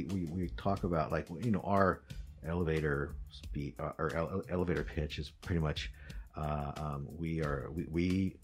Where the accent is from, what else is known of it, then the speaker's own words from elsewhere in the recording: Midwest, United States; I was born and raised in the Midwest